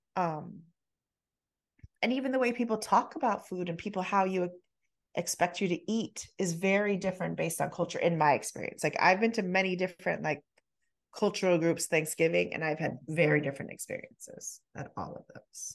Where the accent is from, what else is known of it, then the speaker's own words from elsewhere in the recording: United States; we're in the U S, we're American